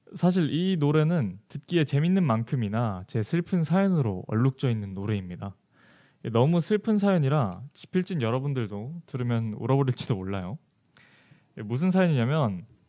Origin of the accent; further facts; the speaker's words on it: Jeju Island, South Korea; moved away; 제 본가는 제주도에 있습니다. 사실 제가 제주도 사람이라